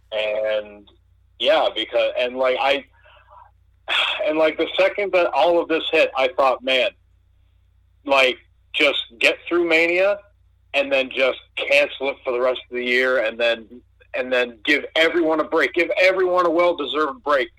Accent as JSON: {"language": "English", "country": "Canada", "tie": "born or raised there", "said": "we moved from our apartment on the north side of my hometown"}